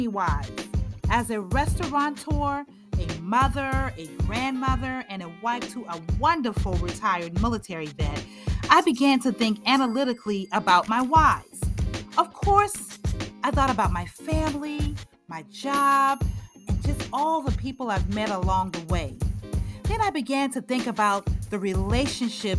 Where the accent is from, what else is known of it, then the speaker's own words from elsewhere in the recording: Charleston, South Carolina, United States; my hometown of beautiful Charleston, South Carolina